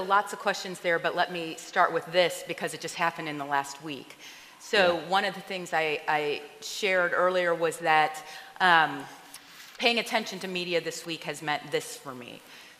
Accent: Chicago suburbs, Illinois, United States; also born or lived in Ohio / New York; I was born in Ohio, but grew up largely in the suburbs here, and then was away for college, law school in New York, and then back to here.

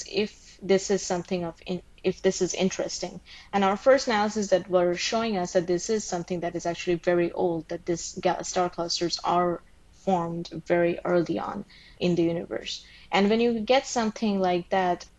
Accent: Bangladesh; moved away as an adult; I grew up in Bangladesh and we didn't have like pools and stuff, so I never really swam

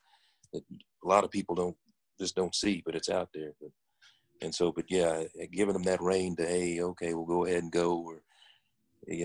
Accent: Dallas, Texas, United States; I was born and raised here in Dallas.

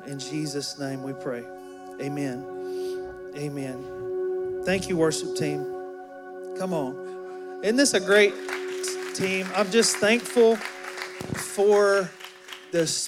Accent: Alabama, United States; moved away; I'm from Alabama, and I'm a country boy at heart

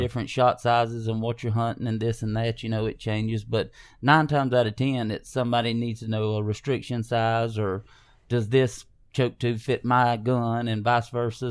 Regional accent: Hazlehurst, Georgia, United States; we grew up here in South Georgia

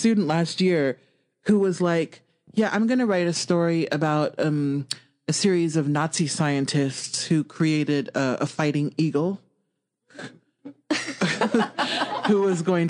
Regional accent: Omaha, Nebraska, United States; I grew up in West Omaha. So Omaha is the biggest city in Nebraska.

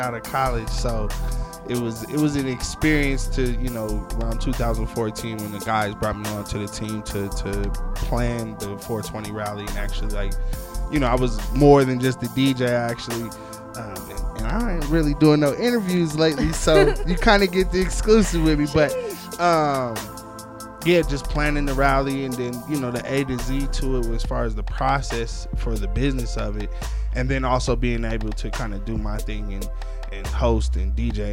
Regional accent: Denver, Colorado, United States; Denver, Colorado, representing, you know, been here all my life

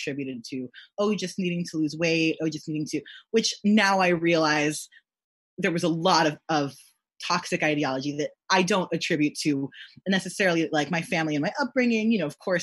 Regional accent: Texas, United States; growing up in Texas

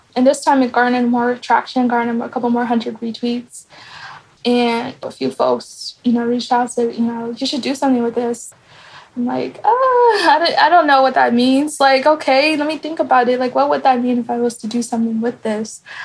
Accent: Kansas, United States; also born or lived in Nairobi, Kenya; I grew up in Kansas, Topeka, and Lawrence.

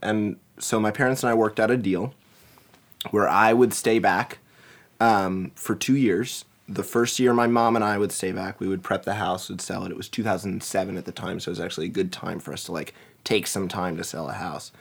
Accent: Montgomery County, Maryland, United States; also born or lived in Washington, D.C.; now in Seattle, United States; I was born and raised in the Washington, D C area. So Montgomery County, Maryland was where I was hail from

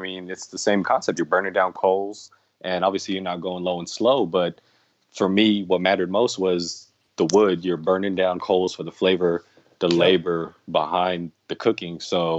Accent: Los Angeles, California, United States; I'm from Los Angeles, California. Man, I've been grilling since I was a kid. My dad, he comes from Indonesia, from the islands

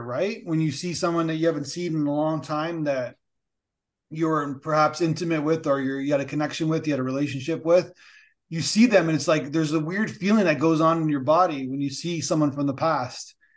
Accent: Canada; a Canadian who we like regulations

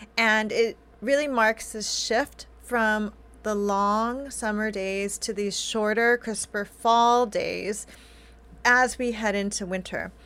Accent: California, United States; I grew up in California

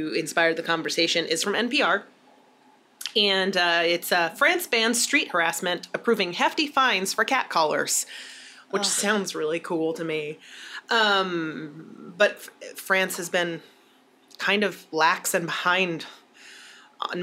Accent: United States; as an American

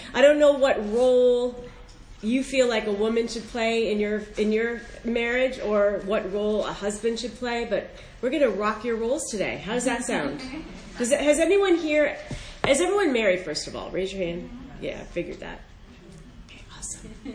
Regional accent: Northern Virginia, United States; I am from Northern Virginia

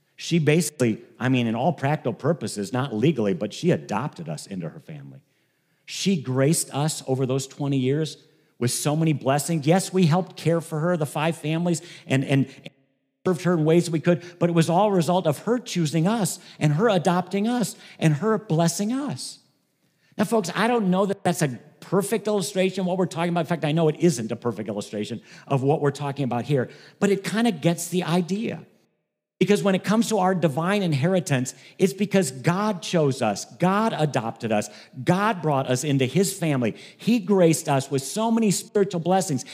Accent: Ohio, United States; moved away as an adult; now in Michigan, United States; I grew up in Ohio. Um, I've lived in Michigan for thirty years

